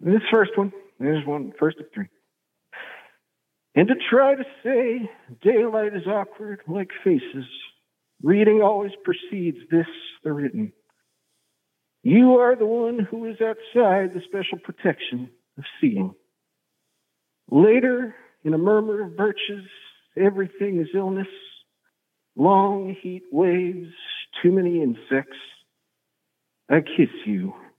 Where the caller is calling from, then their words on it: Bryn Mawr, Pennsylvania, United States; calling from Bryn Mawr, that's out of Philadelphia.